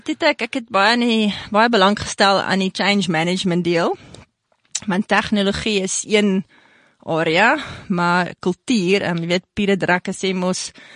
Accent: South Africa; also born or lived in Canada; Ons het in Vierend groot geword langs die tennisbaan

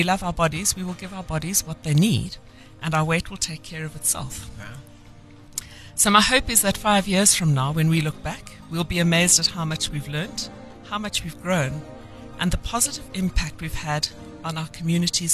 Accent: Eastern Cape, South Africa; I grew up in the Eastern Cape

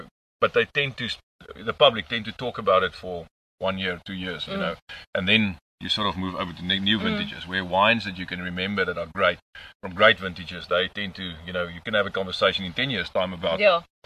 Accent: Stellenbosch, Western Cape, South Africa; grew up on Netlingshof the first part of my life

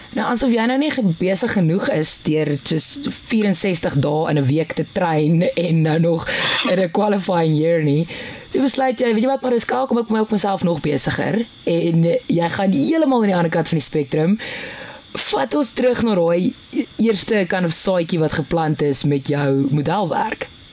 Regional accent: Piet Retief, Mpumalanga, South Africa; ek kom van Pietretief af

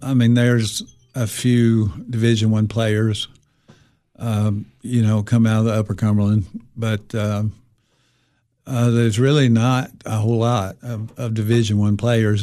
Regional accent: Jackson County, Tennessee, United States; I grew up in Jackson County.

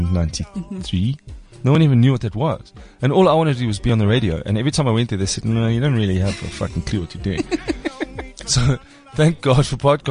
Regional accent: Cape Town, Western Cape, South Africa; I'm from Cape Town

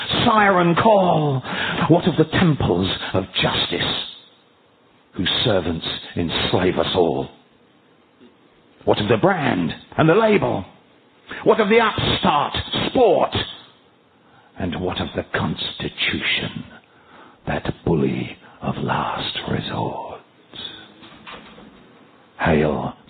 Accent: United Kingdom; I was born in Britain

